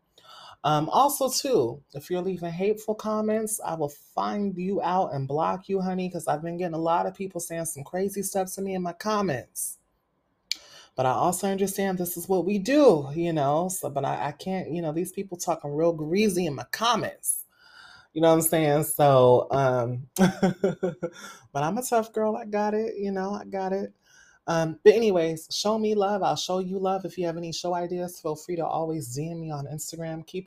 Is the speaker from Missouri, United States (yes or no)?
no; Fresno, California, United States; I'm originally from Fresno, California